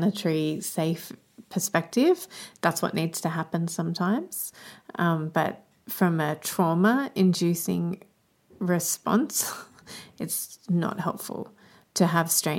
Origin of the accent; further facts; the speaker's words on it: Australia; as an Australian